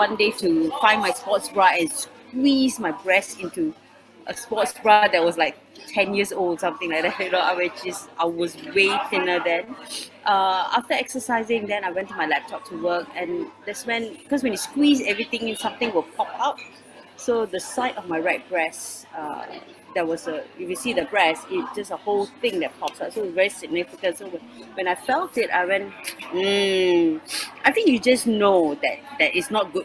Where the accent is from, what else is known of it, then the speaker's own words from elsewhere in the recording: Singapore; I'm from Singapore, but currently in the UK